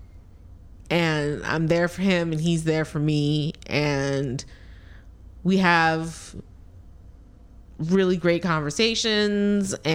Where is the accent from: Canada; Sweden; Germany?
Canada; I'm Canadian